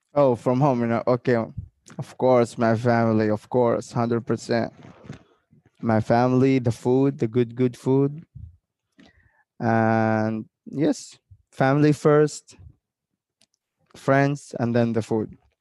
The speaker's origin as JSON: {"language": "English", "country": "Oman", "said": "when they ask me where are you from, I told I told them like I'm from Oman"}